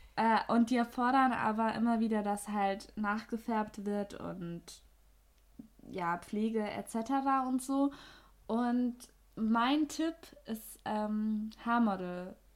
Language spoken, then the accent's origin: German; Austria; accent: Austrian rolled R; Also ich komme aus Österreich man hört es, uh. glaube ich, an dem R, ne?